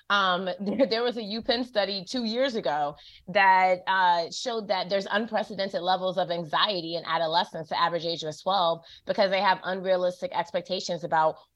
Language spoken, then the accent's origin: English; Durham, North Carolina, United States; Okay, I'm from Durham, born okay, and raised.